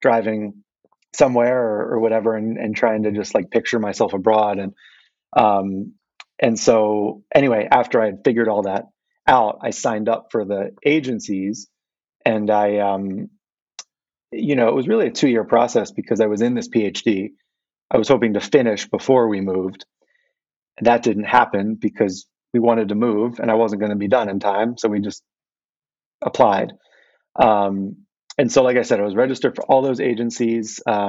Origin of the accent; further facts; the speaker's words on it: Philadelphia, Pennsylvania, United States; moved away as an adult; now in Japan; I was born and raised in Philadelphia and spent many years there and went to university there